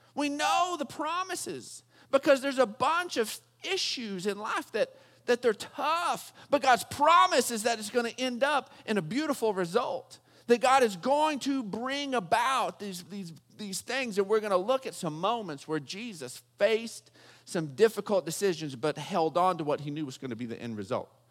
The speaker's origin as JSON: {"language": "English", "region": "Texas", "country": "United States", "tie": "born or raised there", "said": "growing up in Texas"}